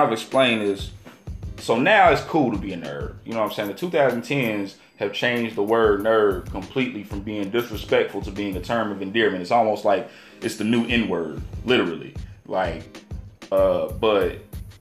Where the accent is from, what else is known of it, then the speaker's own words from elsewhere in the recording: Cincinnati, Ohio, United States; now in Atlanta, United States; I grew up in Madisonville, part of Cincinnati, Ohio